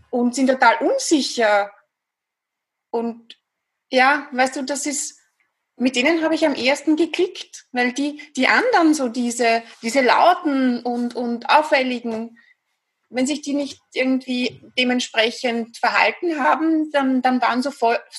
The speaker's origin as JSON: {"language": "German", "region": "Vienna", "country": "Austria", "accent": "Viennese Austrian", "said": "wie du schon gesagt hast, ich komme aus Österreich, aus Wien. Ich glaube, man hört es auch ganz gut raus, ein bisschen an der Stimmfärbung, an der typisch österreichisch-wienerischen."}